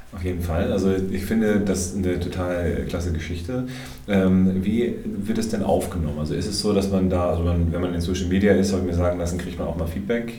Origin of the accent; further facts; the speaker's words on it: Hamburg, Germany; now in Frankfurt, Germany; als Hamburger